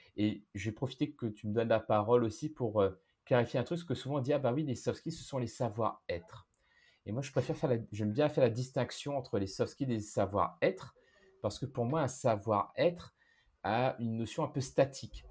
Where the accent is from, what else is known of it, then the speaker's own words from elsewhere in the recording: Réunion; moved away; je viens de la Réunion, j'ai vécu dans plusieurs pays